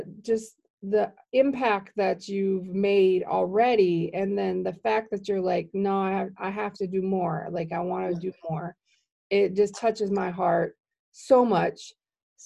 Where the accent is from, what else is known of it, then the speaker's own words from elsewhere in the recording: Milwaukee, Wisconsin, United States; I'm from Milwaukee